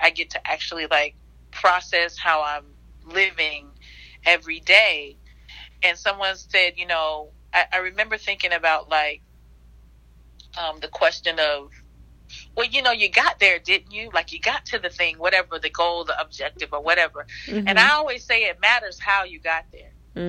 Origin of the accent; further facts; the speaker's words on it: the South, United States; I grew up in the South, and, like, when somebody says hello to you and you don't stay and you don't finish that, you know, how all y'all doing, how you doing